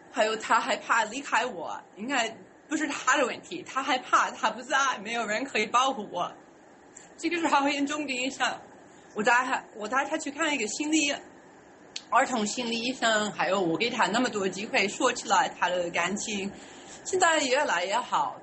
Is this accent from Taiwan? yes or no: no; United States; Chinese is a second language; now in China; 我是美国人